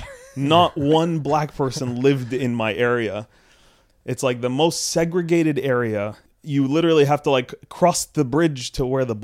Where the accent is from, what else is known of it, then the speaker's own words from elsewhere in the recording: Sudan; also born or lived in Canada; I uh, obviously am from Canada ish. I'm from Sudan, but also Canadian.